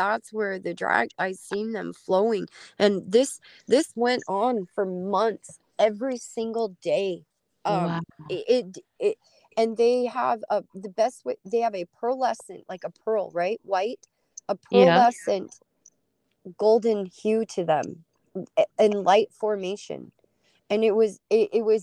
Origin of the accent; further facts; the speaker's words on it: Utah, United States; now in Alaska, United States; I grew up in Utah, and every time a storm would come in, you smell this sulfuric smell that comes off the Great Salt Lake